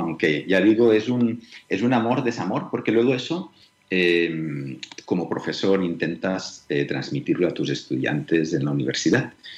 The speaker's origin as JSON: {"language": "Spanish", "region": "Catalonia", "country": "Spain", "also_born_or_lived": "Colombia / Manizales", "moved": "as an adult", "said": "yo estaba muy feliz en mi querida Cataluña, yo soy catalán"}